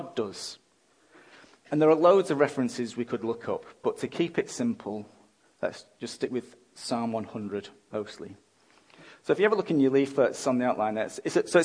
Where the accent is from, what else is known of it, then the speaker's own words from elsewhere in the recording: England, United Kingdom; now in Australia; I'm an Englishman